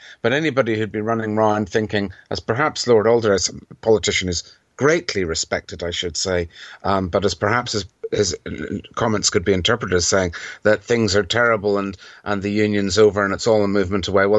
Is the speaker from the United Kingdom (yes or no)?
yes; Northern Ireland, United Kingdom; We often, when we come from Northern Ireland, notice that people say, oh, yes, you're from Ireland.